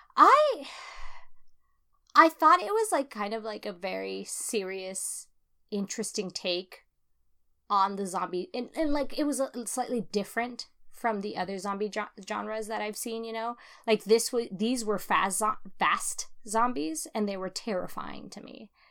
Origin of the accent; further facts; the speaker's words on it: California, United States; as a Californian